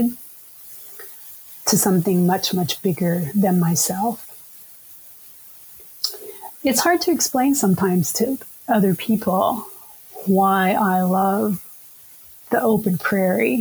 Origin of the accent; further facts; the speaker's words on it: United States; also born or lived in Kansas / Oklahoma; now in Minnesota, United States; I was raised in Kansas and Oklahoma